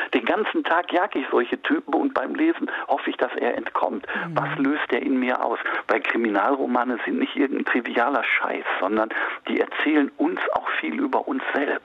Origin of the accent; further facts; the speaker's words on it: Gelsenkirchen, North Rhine-Westphalia, Germany; now in Norden, Germany; ich komme eigentlich aus Gelsenkirchen